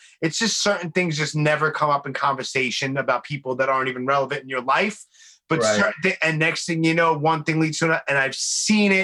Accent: New York City, New York, United States; I'm from Brooklyn

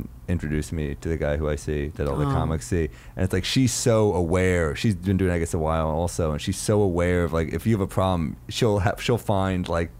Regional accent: New York City, New York, United States; I grew up in New York City.

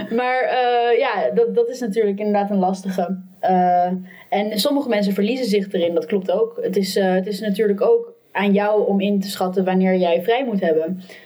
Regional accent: Amsterdam, North Holland, Netherlands; ik kom ook uit Amsterdam

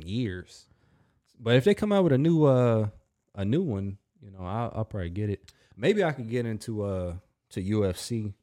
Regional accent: United States; I'm an American too

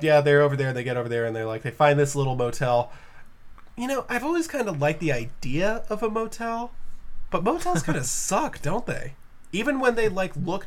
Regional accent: New England, United States; I'm also from New England

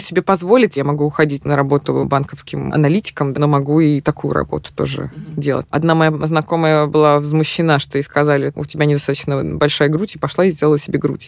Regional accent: Minsk, Belarus; moved away as an adult; also born or lived in Missouri, United States; now in New York, United States; я выросла в Минске

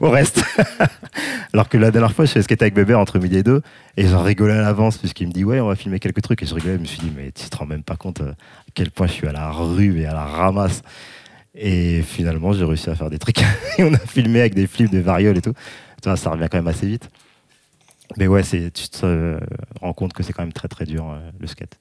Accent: France; avec mes petites habitudes françaises

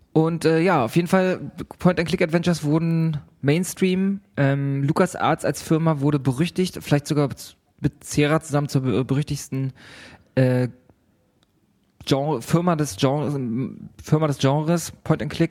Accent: Hamburg, Germany; bei uns in Hamburg

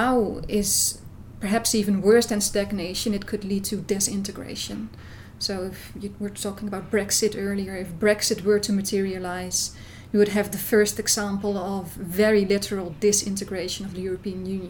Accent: Netherlands; I'm from the Netherlands.

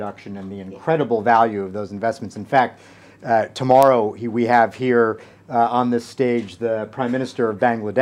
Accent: United States; also born or lived in Townsville, Australia; I'm from the United States

